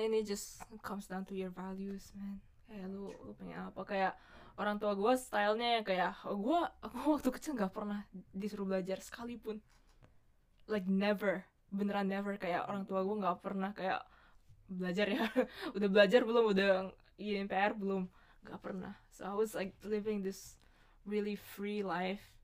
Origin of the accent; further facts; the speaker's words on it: Bali, Indonesia; moved away; masa kecil gue so free in Bali